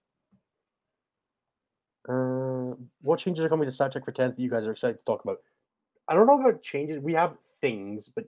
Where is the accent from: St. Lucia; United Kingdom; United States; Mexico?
United Kingdom; Scotland; I treat being Scottish as a big part of my competitive 40K identity. I am first and foremost, above everything else, part of Team Scotland